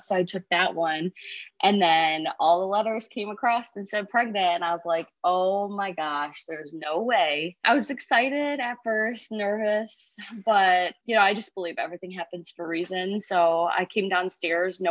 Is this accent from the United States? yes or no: yes; Perrysburg, Ohio, United States; now in Oregon, United States; I grew up in Perrysburg